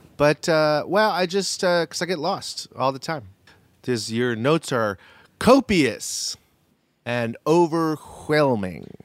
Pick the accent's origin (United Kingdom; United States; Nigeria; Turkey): United States; As an American